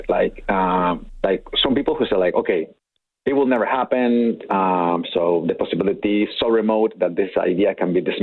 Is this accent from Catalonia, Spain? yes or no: no; Madrid, Community of Madrid, Spain; moved away as an adult; now in Alberta, Canada; so now I'm a proud Canadian citizen, but I'm originally from Spain